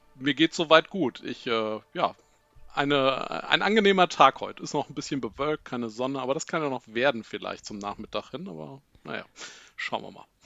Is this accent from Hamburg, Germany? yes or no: no; Giessen, Hesse, Germany; now in Langgöns, Germany; ich komme tatsächlich hier aus Gießen. Da bin ich geboren, da habe ich auch lange gewohnt